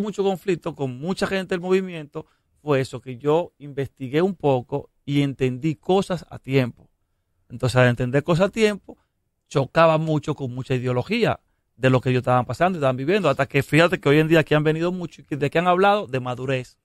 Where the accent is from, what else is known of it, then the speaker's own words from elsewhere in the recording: Dominican Republic; lo que yo soy, un dominicano caribeño